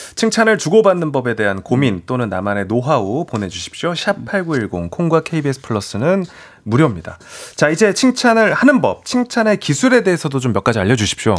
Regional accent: South Korea; 저도 음. 딱 한국 사람인지

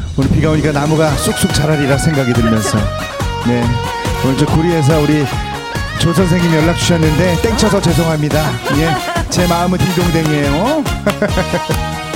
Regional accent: Seoul, South Korea; 제가 신당동에서 태어났어요.

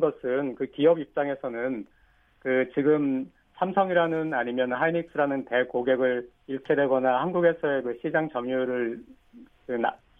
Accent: South Korea; now in Japan; 제가 일본에 있는 한국 사람이기 때문에

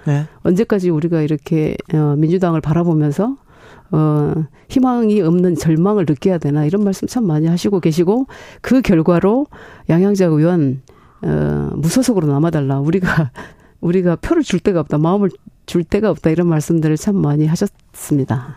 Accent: Honam, South Korea; moved away; 실제로 호남 출신은 접니다

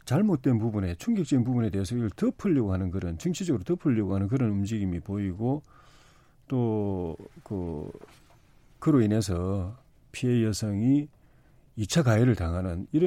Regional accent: Changnyeong, South Gyeongsang, South Korea; 저는 또 저희 그 지역구 창녕 고향의 선배이시기도 하고.

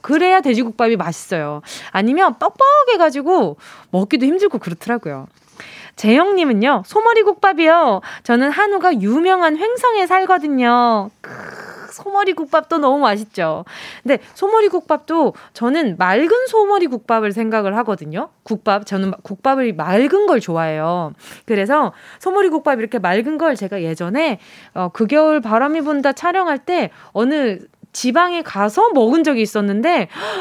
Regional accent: Busan, South Korea; 부산 출생인 저는

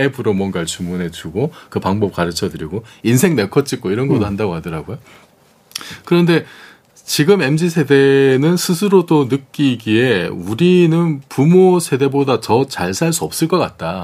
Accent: Busan, South Korea; moved away; 제 고향이 부산인데

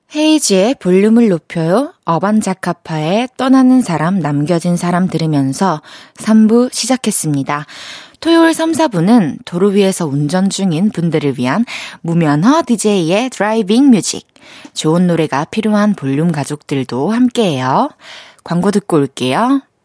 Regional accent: Changwon, South Gyeongsang, South Korea; moved away as an adult; now in Seoul, South Korea; 초중고를 마산에서 나왔는데

